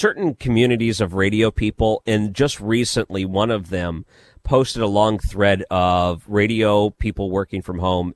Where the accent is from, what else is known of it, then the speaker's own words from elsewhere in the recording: Detroit, Michigan, United States; I grew up in Detroit, so we had C B C